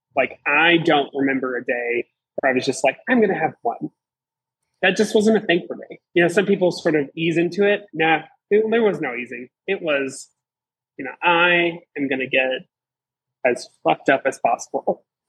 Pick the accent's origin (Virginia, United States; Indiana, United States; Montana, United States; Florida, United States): Virginia, United States; Southeastern; moved away as an adult; I'm from Southeastern Virginia. I moved here for a job in June